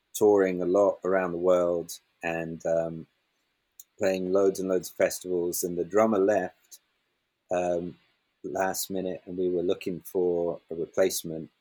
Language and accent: English; Highlands of Scotland, United Kingdom; I grew up in the Highlands of Scotland